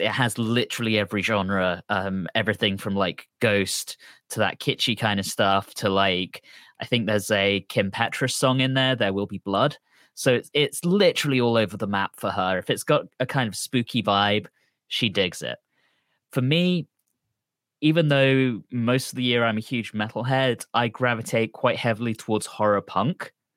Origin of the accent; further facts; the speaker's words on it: London, United Kingdom; I'm from London